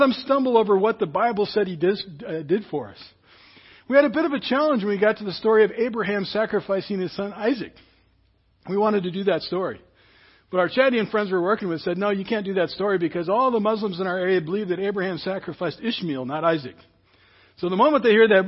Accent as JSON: {"language": "English", "town": "Seattle", "region": "Washington", "country": "United States", "tie": "born or raised there", "said": "Where I grew up in West Seattle, Grace Baptist Church was just down the road"}